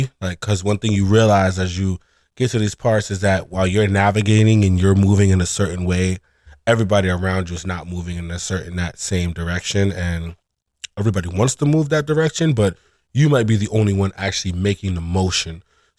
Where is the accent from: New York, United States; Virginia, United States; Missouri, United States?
New York, United States; Brooklyn; My dad is from overseas. He was born in Aruba, but he like migrated here in like the 70s. And I'm a native New Yorker. I'm from here. I was born and raised in Brooklyn, East New York.